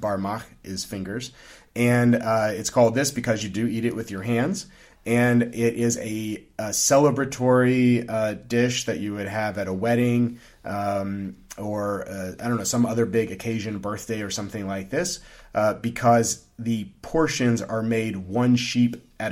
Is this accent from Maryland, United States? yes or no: no; Louisiana, United States; moved away; also born or lived in Kyrgyzstan; Growing up in Louisiana